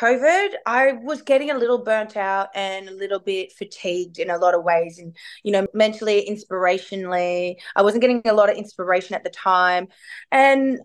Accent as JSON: {"language": "English", "town": "Melbourne", "region": "Victoria", "country": "Australia", "said": "I'm from Melbourne"}